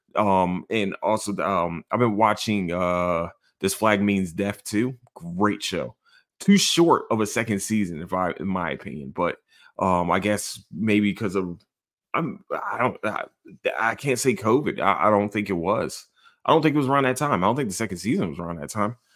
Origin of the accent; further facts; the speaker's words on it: Philadelphia, Pennsylvania, United States; I'm from Philadelphia